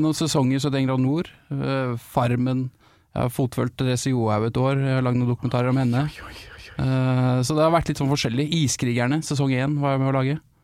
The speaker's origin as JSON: {"language": "Norwegian", "region": "Vestfold", "country": "Norway", "said": "jeg er jo fra Vestfold."}